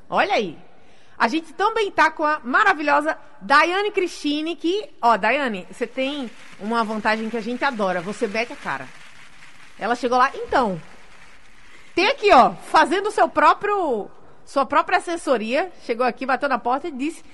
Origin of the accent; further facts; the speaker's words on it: Natal, Rio Grande do Norte, Brazil; eu nem saí de Natal